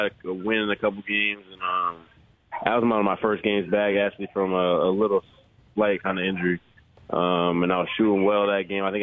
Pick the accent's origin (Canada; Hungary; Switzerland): Canada; Aurora, Ontario; moved away; Aurora's a great place. Taught me a lot of things, grew me up